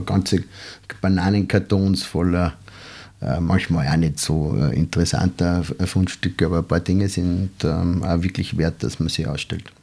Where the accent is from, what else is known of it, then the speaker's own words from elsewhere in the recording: Salzburg, Austria; also born or lived in San Francisco; Ich komme sozusagen aus diesem Haus, in dem wir gerade sitzen